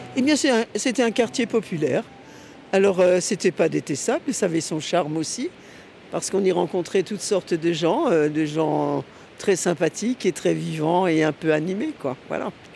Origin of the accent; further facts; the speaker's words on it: Strasbourg, Grand Est, France; née à Strasbourg, rue Hermann, dans la, à la clinique du Berceau. Et puis après, nous avons vécu à Strasbourg